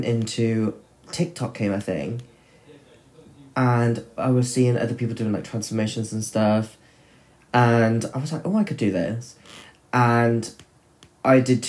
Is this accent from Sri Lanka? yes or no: no; Chepstow, Wales, United Kingdom; it was my hometown that you came and performed